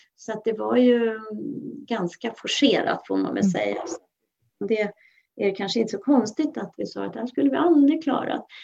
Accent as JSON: {"language": "Swedish", "area": "Mälaröarna", "region": "Stockholm County", "country": "Sweden", "tie": "born or raised there", "also_born_or_lived": "Skelleftehamn, Västerbotten", "lives_now": "Tyresö, Sweden", "said": "jag är född i Skelleftehamn och båda mina föräldrar var ju västerbottningar. Men vi flyttade så småningom ut till Mälaröarna som ligger utanför Stockholm"}